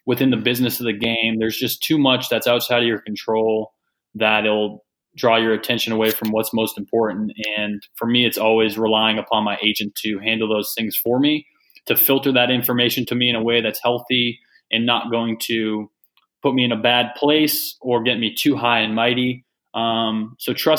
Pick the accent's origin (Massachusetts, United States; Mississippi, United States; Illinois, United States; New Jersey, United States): Massachusetts, United States; I was a kid from Massachusetts